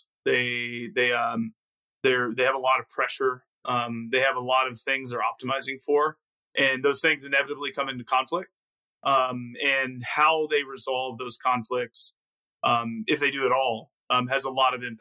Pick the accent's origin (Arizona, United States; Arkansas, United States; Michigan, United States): Arkansas, United States; moved away as an adult; also born or lived in Mississippi; I was born in Mississippi, grew up in Arkansas, very much in the South